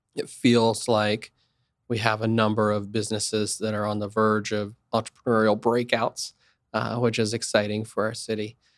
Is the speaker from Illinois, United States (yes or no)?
no; Wichita, Kansas, United States; I'm from Wichita, it's an entrepreneurial community. Pizza Hut started here.